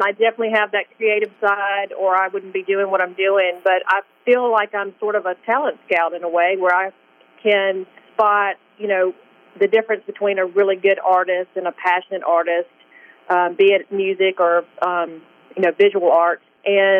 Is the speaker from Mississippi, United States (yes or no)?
yes; Indianola, Mississippi, United States; accent: Southern; moved away; also born or lived in Greenwood, Mississippi / Chicago; born in Greenwood, so I actually grew up in Indianola.